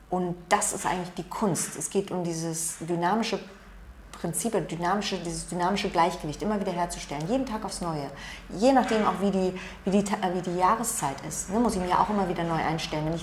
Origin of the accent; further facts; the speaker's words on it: Germany; born there; Meine Umweltbedingungen in dem Land, in dem ich geboren bin. Ich habe halt das Glück, ich bin in Deutschland geboren oder auch das Pech, je nachdem, wie man es betrachtet.